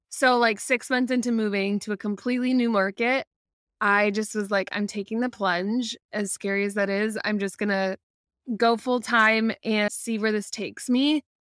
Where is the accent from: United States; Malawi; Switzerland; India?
United States; Midwest; moved away as an adult; also born or lived in Ohio; now in Florida, United States; I'm originally from the Midwest